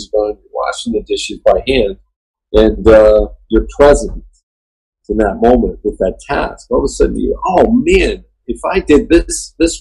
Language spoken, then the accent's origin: English; Lebanon, Pennsylvania, United States; moved away; we grew up in Lebanon, as we say it, Lebanon, Pennsylvania